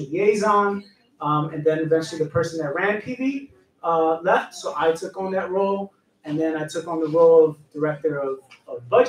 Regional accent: New York City, New York, United States; I'm from New York

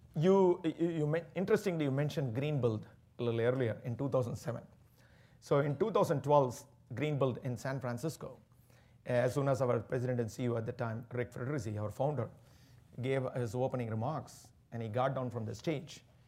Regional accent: Chennai, Tamil Nadu, India; moved away; growing up in Chennai, the southern part of India

